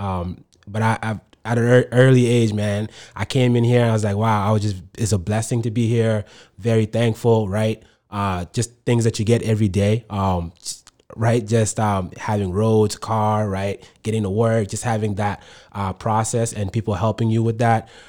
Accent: Manchester, New Hampshire, United States; English is a second language; also born or lived in Sudan / Egypt; I grew up here. This is all that I knew

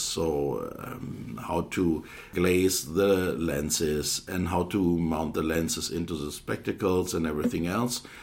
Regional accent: Hildesheim, Lower Saxony, Germany; also born or lived in Aalen; I'm a German optometrist I finished my education in 1989 at the Hochschule Aalen in the southern part of uh, Germany, and I am self employed in a specialty contact lens practice in my hometown, Hildesheim, which is in the northern part of Germany

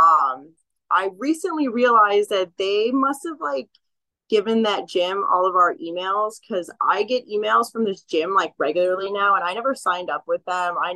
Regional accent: California, United States; Yes, I came from Humboldt County.

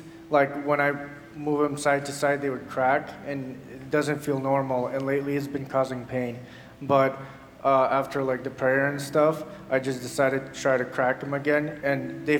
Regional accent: Clackamas, Oregon, United States; I'm from Clackamas, Oregon.

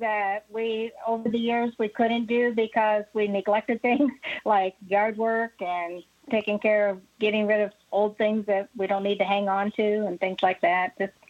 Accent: Quincy, Illinois, United States; Actually, I am from Quincy, Illinois. I grew up here, was gone for a couple of years, but came back and pretty much been in Quincy my entire life.

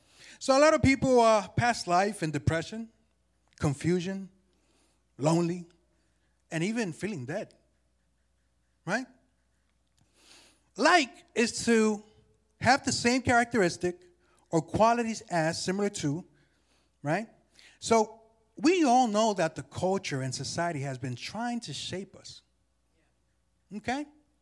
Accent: New York City, New York, United States; born there; You know, I was born in Jamaica, Queens, New York, 1986.

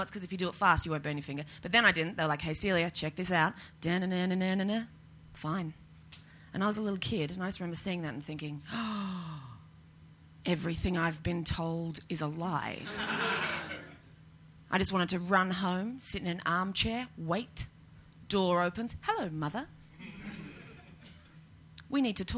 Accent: Australia; moved away as an adult; now in United Kingdom; I know it's not a big deal being here as an Australian

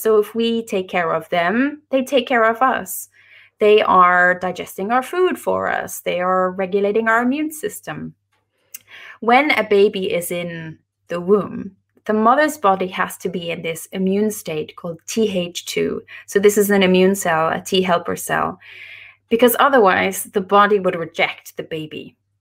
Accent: Ireland; moved away as an adult; now in Norway; I live in Norway. I'm Irish, but, uh, we live in Norway now

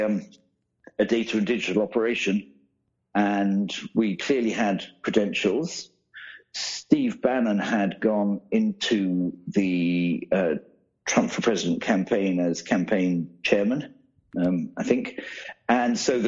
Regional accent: United Kingdom; especially not as being a Brit.

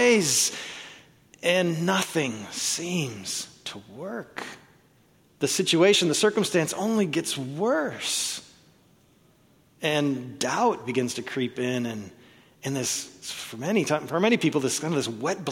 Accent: Oklahoma, United States; I was born in Oklahoma

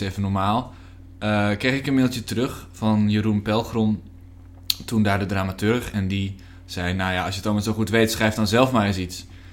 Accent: Nieuwegein, Utrecht, Netherlands; also born or lived in Hengelo; ik ben geboren in Hengelo, maar ik kom uit Nieuwegein

